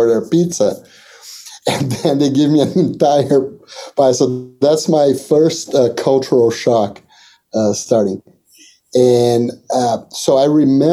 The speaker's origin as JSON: {"language": "English", "country": "Brazil", "moved": "as an adult", "said": "I'm from Brazil"}